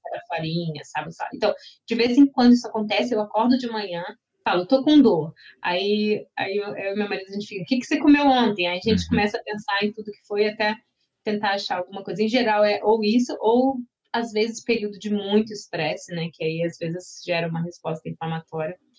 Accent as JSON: {"language": "Portuguese", "country": "Brazil", "moved": "as an adult", "lives_now": "Slovenia", "said": "sendo brasileira"}